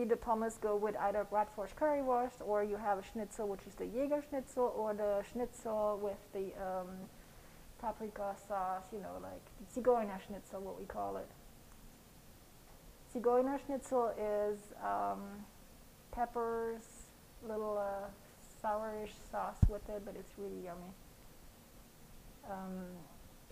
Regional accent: Kaiserslautern, Rhineland-Palatinate, Germany; moved away; also born or lived in France; Besides France, I grew up in Kaiserslautern, which is the Pfalz.

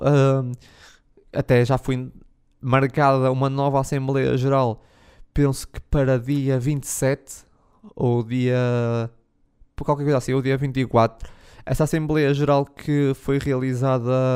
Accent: the North, Norte, Portugal; eu sou do Norte

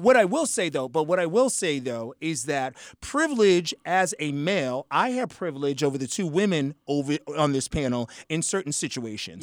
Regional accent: Boston, Massachusetts, United States; I was brought up as an upper middle class African American. And, and, and I'm from Boston, Mass

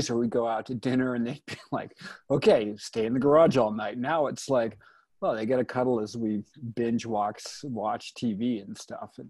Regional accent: San Francisco, California, United States; born there; now in Bozeman, United States; I was born in San Francisco. I'm 57 years old. I I am a mountain climber. I live in Bozeman, Montana with my wife, Jennifer.

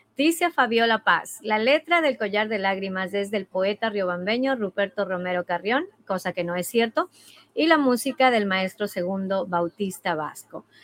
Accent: Ecuador; moved away; mi país, en mi familia, en mi cultura, en mi, en mi música

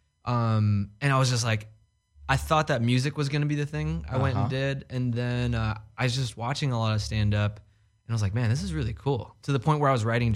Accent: Sacramento, California, United States; now in Los Angeles, United States; I'm from Sacramento

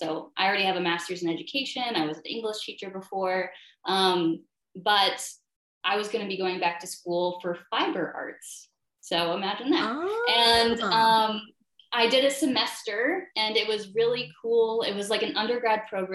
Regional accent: Saranac Lake, New York, United States; I'm from Saranac Lake area in New York State

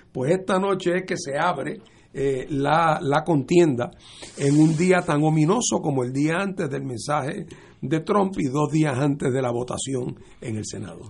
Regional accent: Puerto Rico; nosotros como puertorriqueños

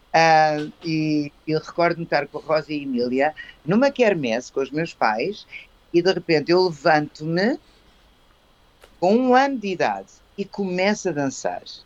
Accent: Cascais / Colégio Valsassina, Lisbon, Portugal; also born or lived in Coimbra; eu tinha casa em Cascais, eu estava no Colégio Valsassina eu cresci no Colégio Valsassina

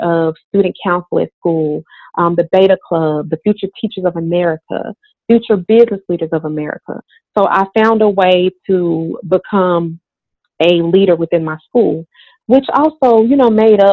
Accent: Forest City, Arkansas, United States; moved away as an adult; also born or lived in Little Rock, Arkansas; growing up in Forest City

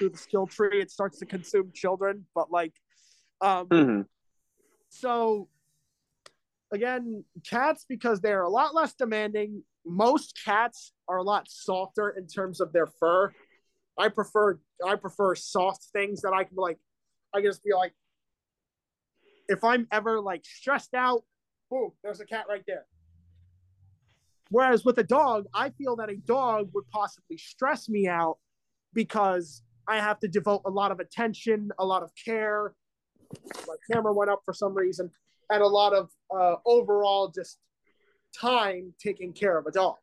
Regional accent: Philadelphia, Pennsylvania, United States; I'm a Philadelphian resident

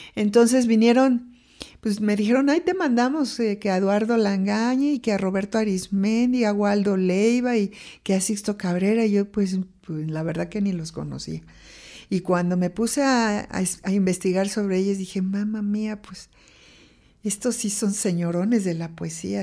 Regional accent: Mexico City, Mexico; yo nací en la Ciudad de México y fui la mayor y la única mujer de cuatro hermanos

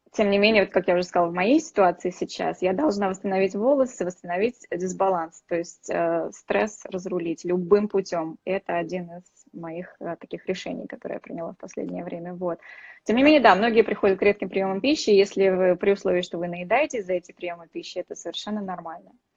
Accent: Saint Petersburg, Russia; Я тоже из Питера, так что мы с вами землячки

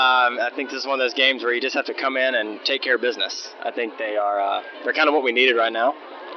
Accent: Magee, Mississippi, United States; I grew up in McGee

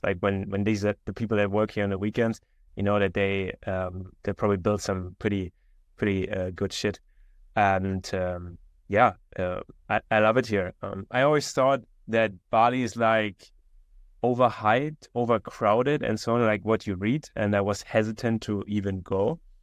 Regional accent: Konstanz, Baden-Württemberg, Germany; moved away; also born or lived in Vienna, Austria; I grew up in a small town in Germany

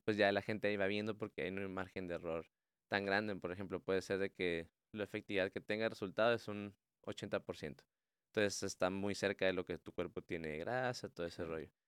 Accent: Mexico; nuestra dieta como mexicanos

